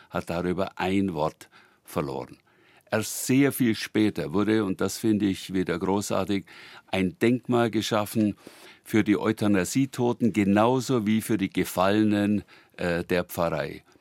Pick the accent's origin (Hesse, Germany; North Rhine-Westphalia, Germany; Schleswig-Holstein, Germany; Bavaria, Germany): Bavaria, Germany; Ursberg; sorge ich dafür, dass niemand mehr lacht, wenn ich sage, ich komme aus Ursberg. Ich bin stolz, aus Ursberg zu kommen, mit der großen Tradition, 900 Jahre Bremostratenser